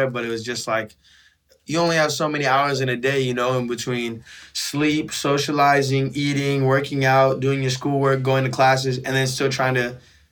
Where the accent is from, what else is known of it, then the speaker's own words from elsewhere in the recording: San Francisco, California, United States; growing up in San Francisco